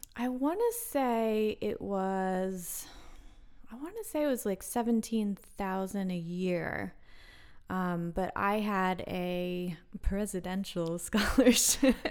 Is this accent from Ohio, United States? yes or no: no; Wilmington, Delaware, United States; also born or lived in North Carolina; now in Philadelphia, United States; I'm from Wilmington, Delaware, which is It's just about thirty, forty minutes away